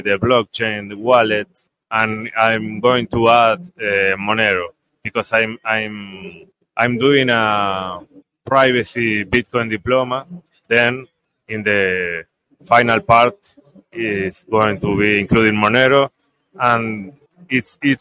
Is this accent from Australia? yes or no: no; Uruguay; English is a second language; I am from Uruguay